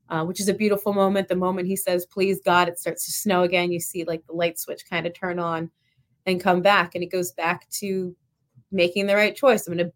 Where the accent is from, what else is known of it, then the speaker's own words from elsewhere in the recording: Delanco, New Jersey, United States; So I live right on lived right on the Delaware and the Rancocas Creek, the town I lived in, Delanco.